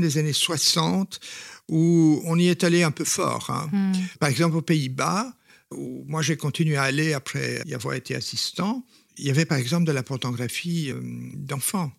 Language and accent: French; Flanders, Belgium; je suis flamand au départ